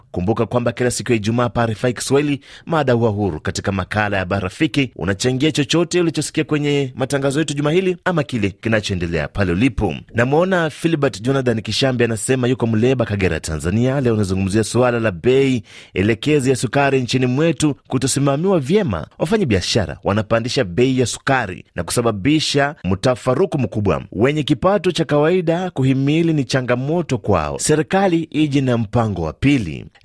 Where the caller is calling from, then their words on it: Masisi, North Kivu, DR Congo; natokea DRC mkoa wa Masisi.